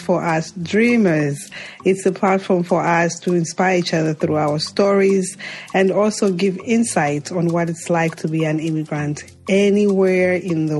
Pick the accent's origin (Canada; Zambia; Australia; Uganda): Zambia; moved away; Zambia, my home country